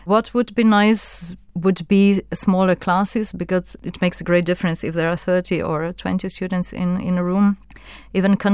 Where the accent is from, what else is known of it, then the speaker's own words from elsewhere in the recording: Slovenia; English is a second language; Well, I grew up in Yugoslavia and I went to secondary school and to university in Yugoslavia, so I experienced it.